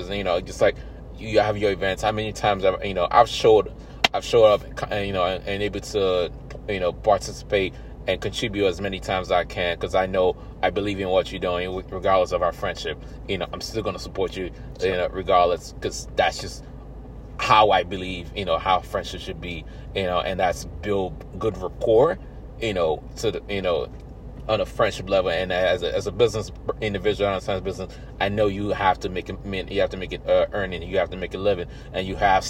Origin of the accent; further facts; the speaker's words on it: Nigeria; I'm African then Nigerian